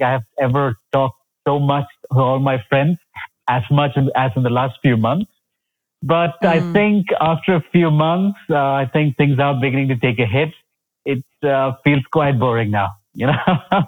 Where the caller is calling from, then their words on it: Bangalore, Karnataka, India; So I am joining in from Bangalore. So it's in the southern part of India.